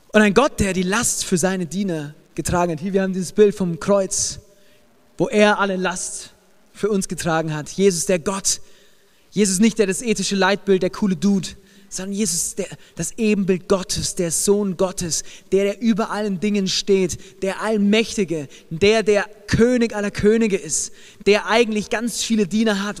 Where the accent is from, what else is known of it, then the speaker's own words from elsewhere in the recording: Germany; ich als ähm, Deutscher.